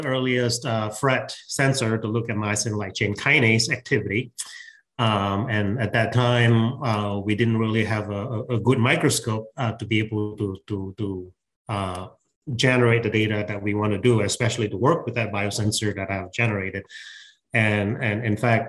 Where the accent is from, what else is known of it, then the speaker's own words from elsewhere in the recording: George Town, Penang, Malaysia; moved away as an adult; also born or lived in Wisconsin, United States; now in United States; I grew up in Malaysia.